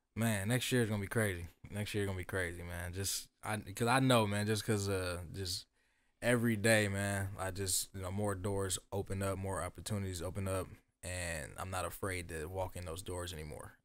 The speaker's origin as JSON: {"language": "English", "town": "Dayton", "region": "Ohio", "country": "United States", "tie": "born or raised there", "said": "born and raised in Dayton, um, uptown Jefferson, to be exact"}